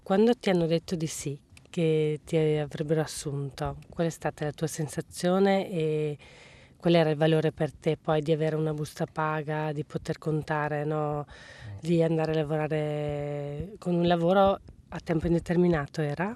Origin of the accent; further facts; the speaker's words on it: Veneto, Italy; moved away as an adult; Io che vivevo a monte della fabbrica in montagna bevevo acqua buona al mio paese, poi me ne sono andata a lavorare altrove